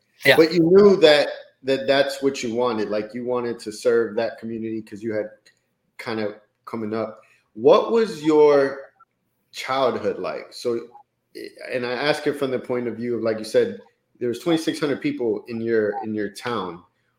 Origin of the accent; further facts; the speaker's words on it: Miami, Florida, United States; also born or lived in Colombia; I was born in Colombia, but grew up in Miami, but to Hispanic parents